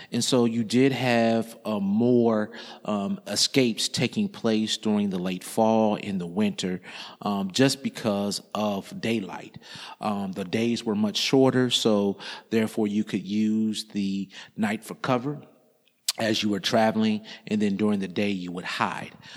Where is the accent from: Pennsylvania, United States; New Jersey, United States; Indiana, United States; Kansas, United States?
Indiana, United States; I grew up in Indiana